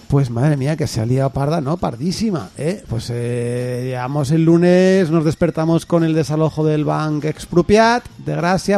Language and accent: Spanish; Castile and León, Spain; soy de Castilla